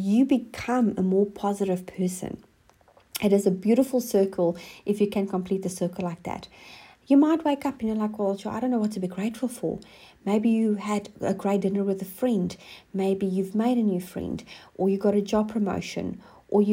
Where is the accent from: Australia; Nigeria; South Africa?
South Africa; moved away as an adult; now in New Zealand; I'm originally from South Africa, and we have been living in New Zealand for the last 7 years.